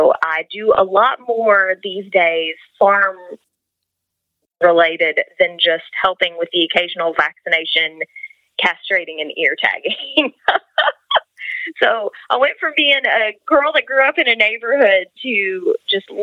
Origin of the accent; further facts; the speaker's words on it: Kentucky, United States; I grew up here in Kentucky